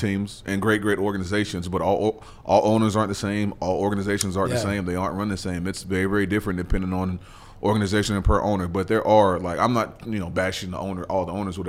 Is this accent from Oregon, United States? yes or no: no; Nashville, Tennessee, United States; also born or lived in Auburn, Alabama; Born and raised in Nashville.